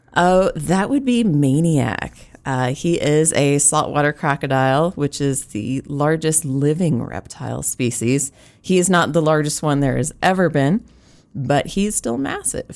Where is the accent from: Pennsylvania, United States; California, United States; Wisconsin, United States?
California, United States; now in South Dakota, United States; as a Californian